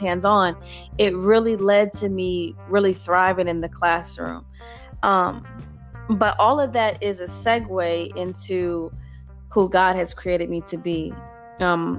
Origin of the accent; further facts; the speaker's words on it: Indiana, United States; moved away as an adult; now in Texas, United States; I am originally from Indiana. I relocated to Texas in 2015.